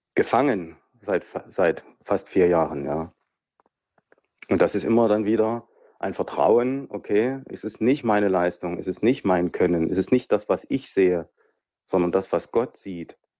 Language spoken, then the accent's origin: German; Leipzig, Saxony, Germany; ich komme aus Leipzig. Ja. Also ich komme aus dem, aus dem, ich sag's mal so, direkt raus aus dem heidnischen Osten